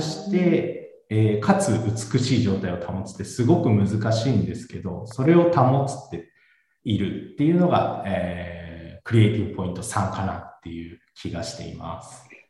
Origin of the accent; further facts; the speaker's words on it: Fukuoka, Japan; moved away as an adult; also born or lived in Tokyo / Shizuoka; now in Shiiba, Japan; 博多で生まれて、えー、大学で上京して